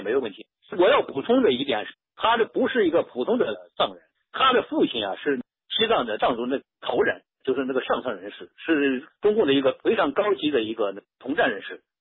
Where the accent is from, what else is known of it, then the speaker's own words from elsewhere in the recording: Xi'an, Shaanxi, China; moved away as an adult; also born or lived in Lingshi, Shanxi; now in Upstate New York, United States; 我出生在陕西的西安，老家是山西灵石的